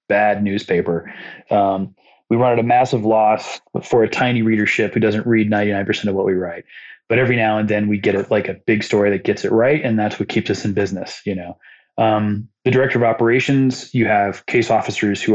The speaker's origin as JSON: {"language": "English", "town": "Muncie", "region": "Indiana", "country": "United States", "tie": "born or raised there", "said": "Muncie, Indiana, like some small place where it's like, that's not that big of a deal. It's my hometown"}